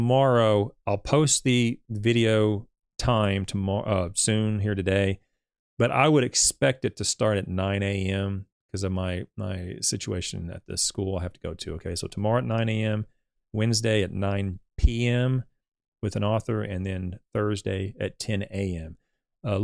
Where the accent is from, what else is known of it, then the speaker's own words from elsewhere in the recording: Louisville, Kentucky, United States; I was unavailable for the stream because of me working. I'm from Louisville.